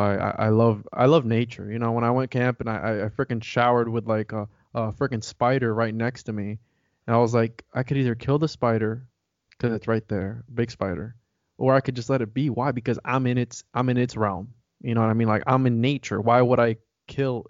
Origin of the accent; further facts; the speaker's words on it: Puerto Rico; moved away; I'm from Puerto Rico